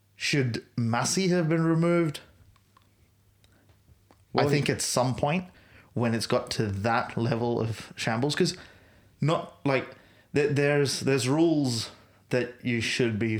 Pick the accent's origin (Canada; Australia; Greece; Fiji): Australia; as an Australian